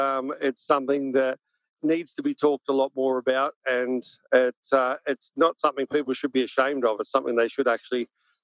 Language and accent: English; The Entrance, New South Wales, Australia; also born or lived in Caringbah / Engadine; now in Gold Coast, Australia; I was only there for a few years, and then we moved up to the Central Coast.